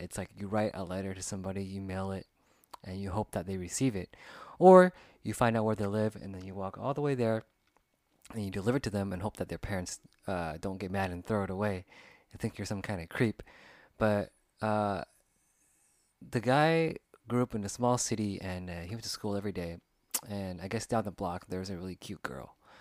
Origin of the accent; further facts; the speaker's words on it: United States; growing up in America, you know, there's different cultures, different backgrounds